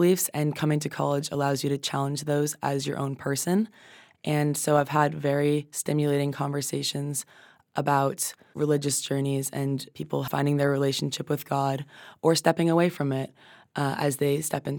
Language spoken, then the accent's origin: English; Connecticut, United States; I'm from Connecticut.